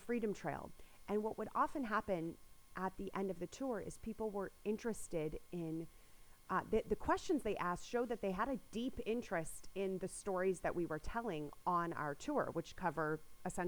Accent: San Diego, California, United States; moved away as an adult; now in Boston, United States; I'm originally from San Diego. And I moved out to Boston in 2001

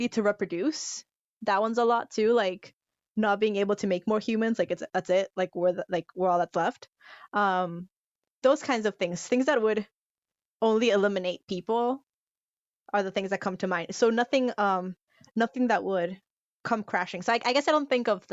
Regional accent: Yucatán, Mexico; I'm from the Yucatan, so I'm from that area

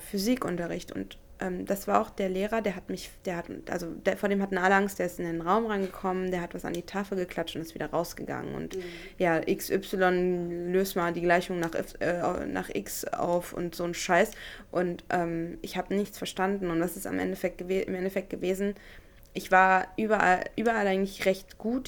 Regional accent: Elgershausen, Hesse, Germany; moved away; Elgershausen, da wo ich herkomme, mhm. in, in Hessen, äh, in der Nähe von Kassel, ähm, das mein Zuhause ist

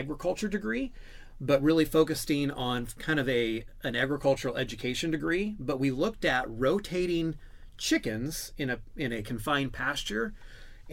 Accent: Washington, United States; I grew up in Washington State

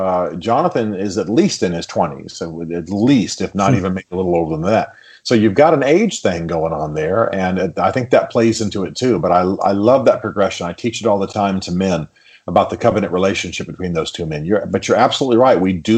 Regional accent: Germany; I'm not just from the North. I'm from Germany. {S2} Right. {S1} You know, by upbringing, not by ethnicity.

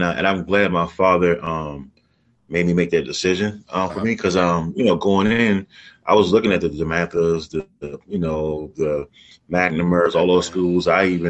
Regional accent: Oxon Hill, Maryland, United States; I grew up in Oxon Hill, Maryland. Went to Fort Ford Elementary, Oxon Hill Middle, Oxon Hill High School. So I'm an Oxon Hill guy, you know, down to the roots.

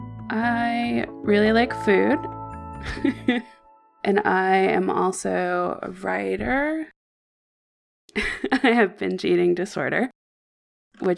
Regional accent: Maine, United States; I grew up in Maine

